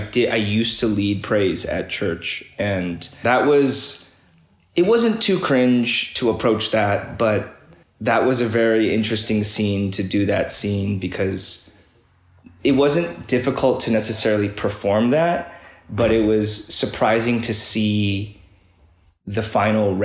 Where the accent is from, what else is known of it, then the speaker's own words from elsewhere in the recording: Midwest, United States; as an immigrant kid, growing up in the Midwest